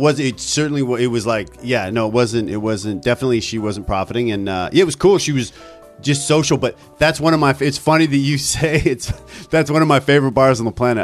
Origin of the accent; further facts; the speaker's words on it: Ontario, Canada; also born or lived in Vancouver; now in New York, United States; I'm from, uh, Ontario